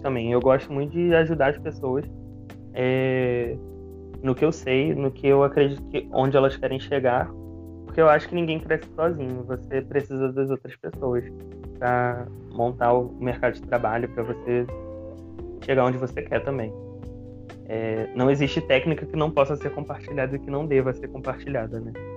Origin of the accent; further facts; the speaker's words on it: Baixada Fluminense, Rio de Janeiro, Brazil; eu nasci na, na Baixada Fluminense